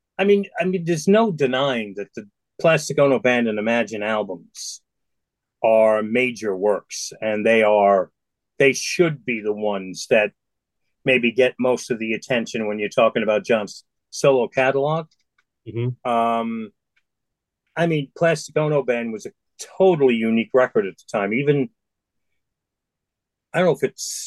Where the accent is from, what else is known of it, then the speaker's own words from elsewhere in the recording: New York City, New York, United States; I was from the Bronx, and that was my world. My world was my neighborhood.